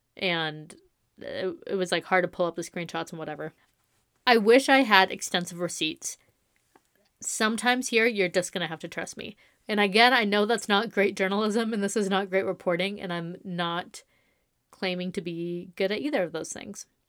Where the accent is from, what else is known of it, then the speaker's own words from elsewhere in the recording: Coachella Valley, California, United States; I'm from the Coachella Valley